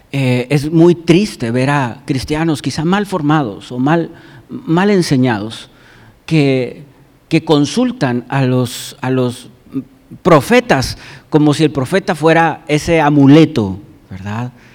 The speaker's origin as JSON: {"language": "Spanish", "country": "Mexico"}